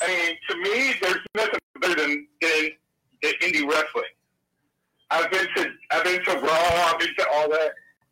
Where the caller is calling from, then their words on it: Florida, United States; I'm calling from Florida.